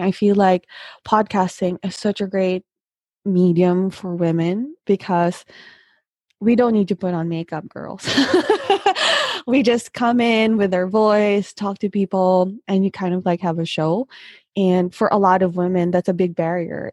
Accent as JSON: {"language": "English", "country": "Philippines", "said": "come from the Philippines"}